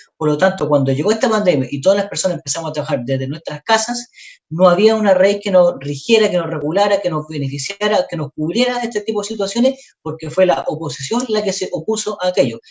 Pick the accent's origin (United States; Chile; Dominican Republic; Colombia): Chile; a cada una de las personas que somos chilenos, que estamos acá, que pagamos nuestros impuestos hace muchos años